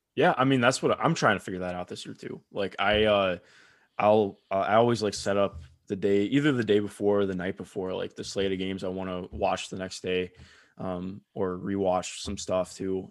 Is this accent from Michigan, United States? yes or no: no; Cleveland, Ohio, United States; you can tell I grew up in Cleveland